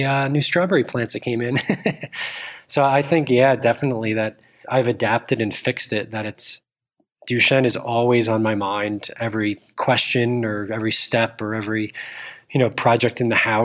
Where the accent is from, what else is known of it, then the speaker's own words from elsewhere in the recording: Northern New Jersey, United States; I grew up in Northern New Jersey.